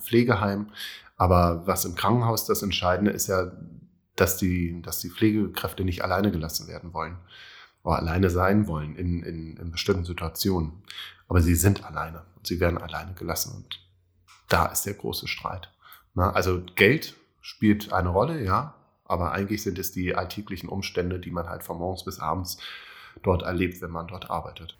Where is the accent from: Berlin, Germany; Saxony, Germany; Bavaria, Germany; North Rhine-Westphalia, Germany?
Berlin, Germany; ich komme aus Berlin, bin gebürtiger Berliner